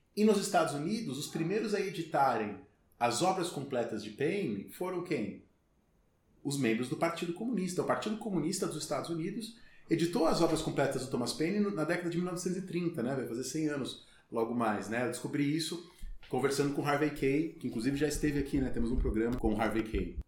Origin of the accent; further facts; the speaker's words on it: São Paulo, Brazil; moved away as an adult; also born or lived in Brasília; E como eu sou de São Paulo, minha família é de São Paulo